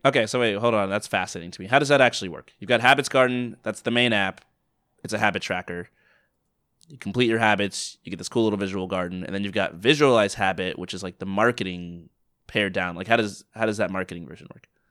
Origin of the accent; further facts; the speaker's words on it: United States; I'm American